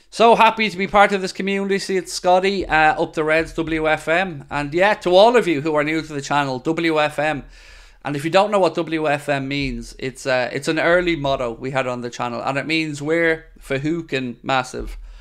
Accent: Dublin, Leinster, Ireland; moved away as an adult; now in Wexford, Ireland; I grew up in Dublin, in South Dublin, to be precise, in Shankill, and, um, moved to Wexford

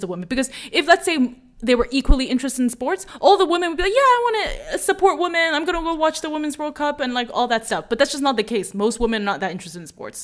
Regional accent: United States; as an American

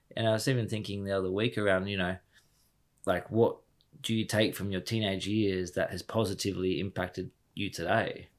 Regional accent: Harvey, Western Australia, Australia; born or raised there; moved away as an adult; also born or lived in United Kingdom

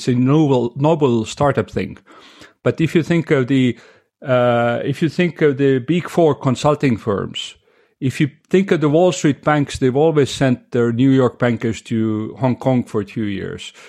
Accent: Estonia; also born or lived in United States; I'm Estonian, born and raised in Estonia

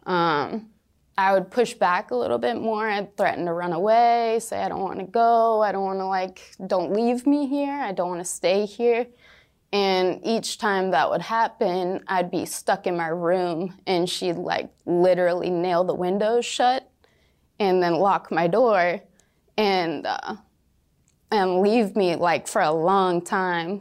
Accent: rural Washington, United States; moved away; twenty minutes away from my hometown.

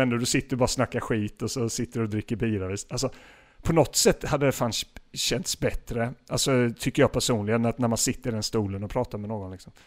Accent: Gislaved, Jönköping County, Sweden; moved away; För de som inte vet vad Gislaved är så är det min hemort där

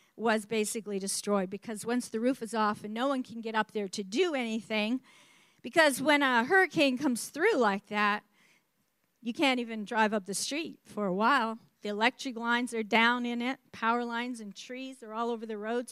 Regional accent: New Brunswick, Canada; I grew up in New Brunswick, Canada, the East Coast, and that's up borders on the state of Maine

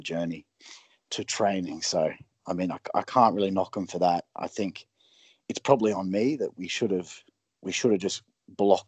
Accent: Brisbane, Queensland, Australia; now in United States; I'm from Brisbane

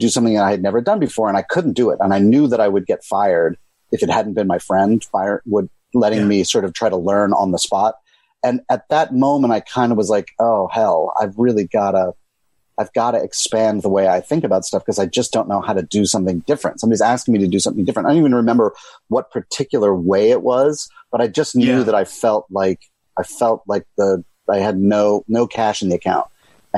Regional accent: Chevy Chase, Maryland, United States; moved away as an adult; also born or lived in Boston, Massachusetts; now in New York City, United States; I grew up right outside of Washington, D.C. in Chevy Chase, Maryland

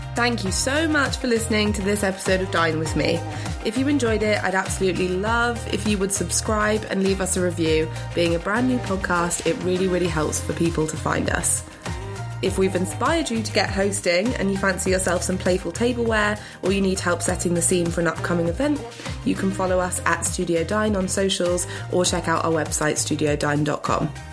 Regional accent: Hong Kong; now in United Kingdom; I grew up in Hong Kong

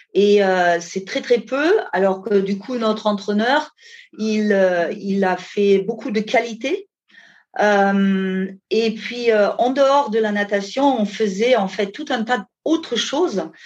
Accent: Germany; French is a second language; moved away as an adult; also born or lived in Ardèche, France; now in France; je viens euh, à l'origine d'Allemagne, où j'ai passé les 20 premières années bah, avec mes parents en Allemagne

